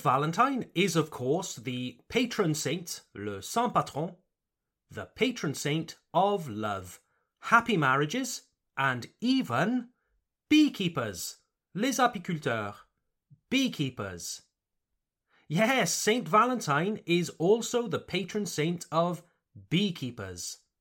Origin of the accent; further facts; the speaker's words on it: Wales, United Kingdom; I come from Wales